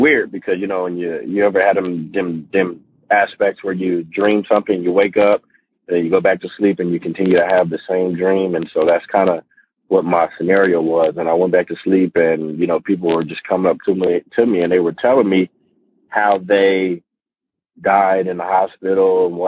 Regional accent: Las Vegas, Nevada, United States; moved away as an adult; now in Atlanta, United States; I'm born and raised in Vegas. I just moved to Atlanta recently

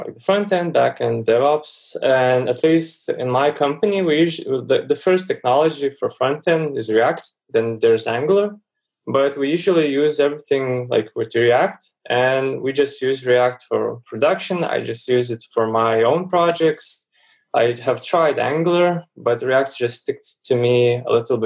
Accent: Lithuania; I'm from Lithuania and Europe

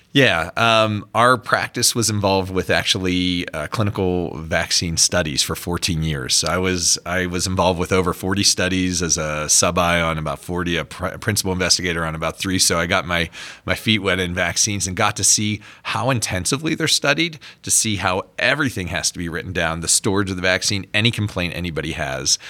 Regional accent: Pittsburgh, Pennsylvania, United States; pediatrician, born and raised in Pittsburgh, stayed there

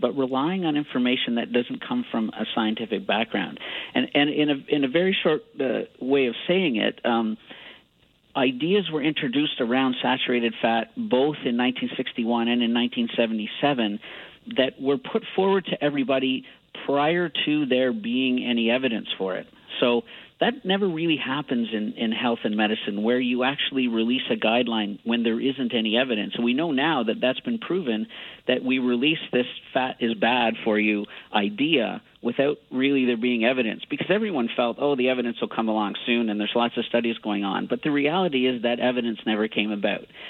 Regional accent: Canada; speaking as a Canadian

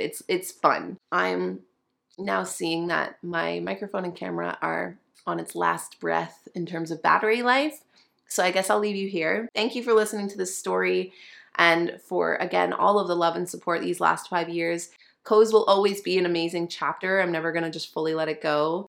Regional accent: Canada; now I'm a Canadian and my business is incorporated in Canada

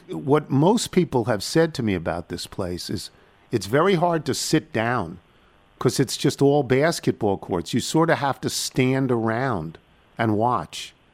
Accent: Lititz, Pennsylvania, United States; now in Elizabethtown, United States; my current home in Elizabethtown, Pennsylvania, my hometown of Lititz, Pennsylvania about 10 miles away.

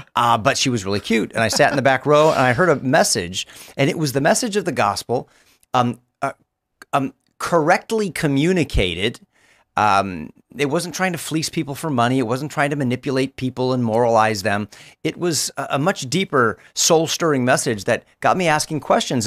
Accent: Los Angeles, California, United States; I live in Los Angeles. I grew up in Los Angeles

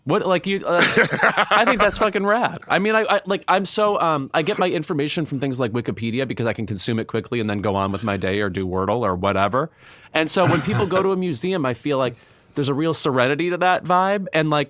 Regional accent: Lemont, Illinois, United States; Oh, I'm from a southwest suburb called Lamont.

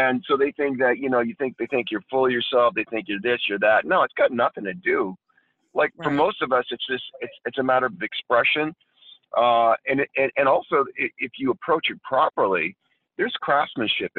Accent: Windsor, Ontario, Canada; moved away as an adult; now in Vancouver, Canada; I was raised in Windsor, Ontario, which is right across the river from Detroit. So I have a big Michigan influence.

